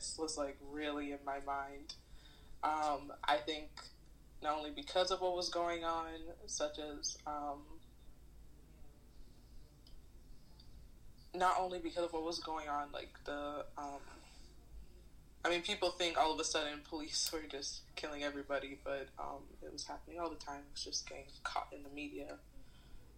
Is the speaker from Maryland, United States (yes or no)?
yes; Silver Spring, Maryland, United States; I'm from the DMV area, specifically Silver Spring, Maryland. I come from an Ethiopian household. So, growing up, I went to a private school